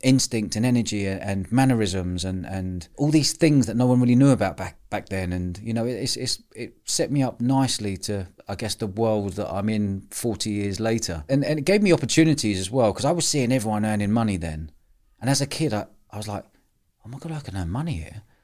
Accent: London, United Kingdom; I grew up in pubs, living above pubs in London

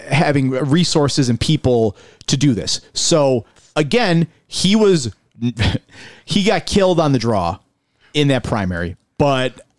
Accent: Buffalo, New York, United States; I am from South Buffalo. I identify as somebody who I grew up in South Buffalo in the First Ward. You know, I consider it in many ways home. I, I know I no longer live there.

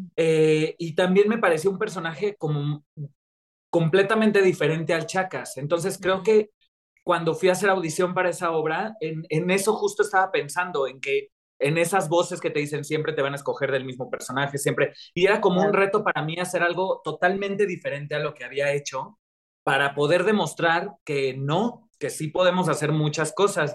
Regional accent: Mexico

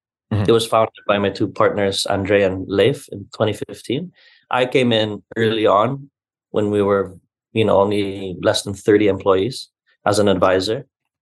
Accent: Cebu City, Central Visayas, Philippines; But I am proudly Cebuano, born and bred. In fact, I used to say I'm Cebuano first, Filipino second.

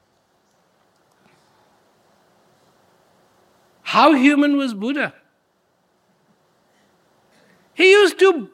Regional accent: India; I was born in India.

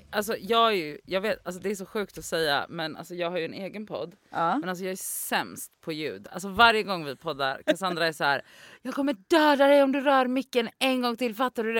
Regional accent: Gothenburg, Västra Götaland, Sweden; moved away as an adult; also born or lived in Oslo; jag är ju från Göteborg

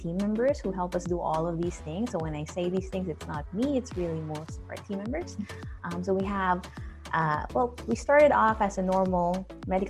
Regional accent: New Zealand; moved away; I'm from New Zealand and I miss it so much

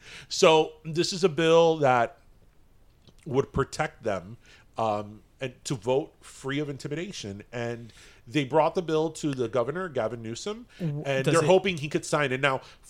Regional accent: Florida, United States; We are from Florida

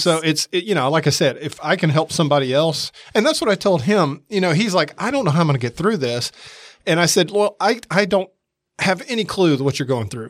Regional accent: Atlanta, Georgia, United States; moved away as an adult; also born or lived in San Diego; now in Mississippi, United States; I grew up in Atlanta

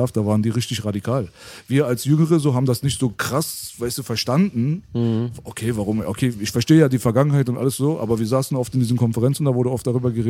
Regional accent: Berlin, Germany; bin in Kreuzberg geboren.

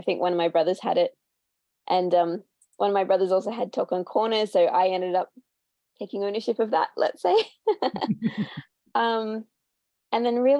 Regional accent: Brisbane, Queensland, Australia; I'm from Brisbane in Australia

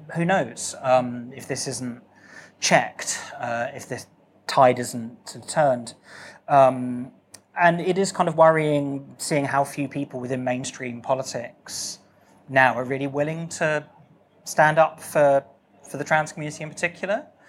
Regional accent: RH6, South East England, United Kingdom; my hometown was the hottest town in Britain ever for a brief period yesterday

